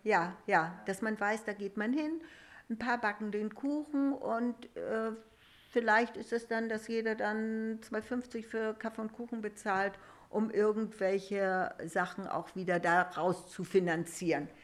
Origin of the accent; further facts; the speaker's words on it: Rausdorf, Schleswig-Holstein, Germany; ich komme ja auch aus Rausdorf, ich bin hier getauft mhm. und unsere Hochzeit hat hier stattgefunden